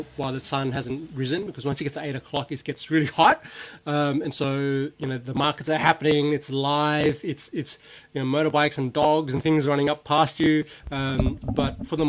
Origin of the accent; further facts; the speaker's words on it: Laos; moved away; I was born in Laos